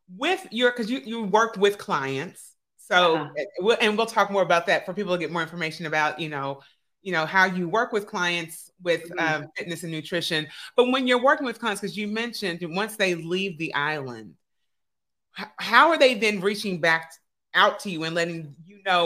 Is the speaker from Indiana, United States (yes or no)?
yes; Evansville, Indiana, United States; the city I'm from, Evansville, Indiana